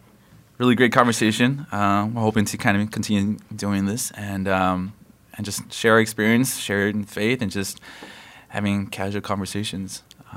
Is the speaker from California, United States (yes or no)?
yes; Los Angeles, California, United States; I was born and raised in Los Angeles, and so West Coast kid, right here, West Coast kid.